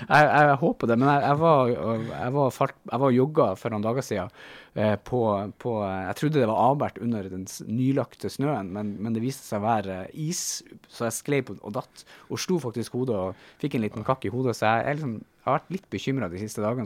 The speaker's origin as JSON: {"language": "Norwegian", "town": "Bodø", "region": "Nordland", "country": "Norway", "tie": "born or raised there", "moved": "yes", "said": "Hunstad, eh, utenfor Bodø, der jeg har vokst opp"}